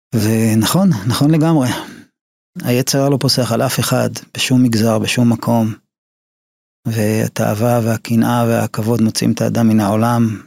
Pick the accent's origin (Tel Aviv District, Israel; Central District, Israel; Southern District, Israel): Tel Aviv District, Israel; Ramat Gan; also born or lived in Haifa; למדתי בבתי ספר אה, תיכוניים כמו בליך, רמת חן, רמת גן, גבעתיים